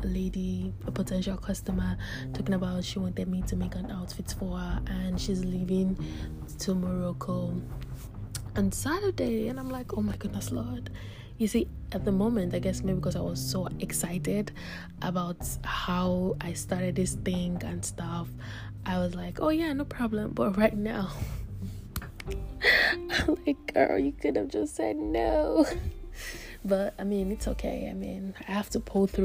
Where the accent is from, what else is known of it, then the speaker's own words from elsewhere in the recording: Nigeria; moved away; I'm a Nigerian. I grew up in Nigeria and I schooled in Nigeria